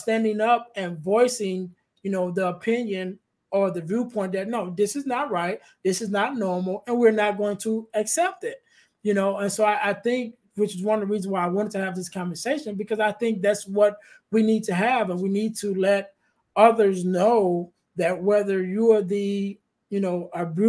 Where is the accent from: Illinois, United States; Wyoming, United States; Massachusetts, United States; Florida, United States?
Illinois, United States; Chicago; I'm from the Chicagoland area, but we were staying in the suburbs at that time